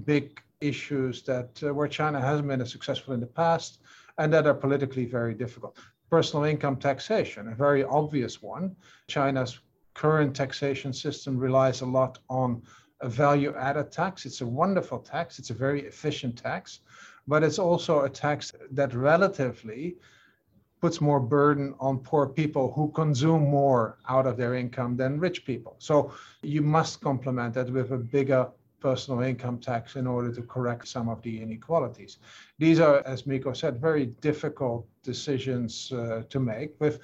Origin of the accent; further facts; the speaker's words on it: Netherlands; moved away; my home country, the Netherlands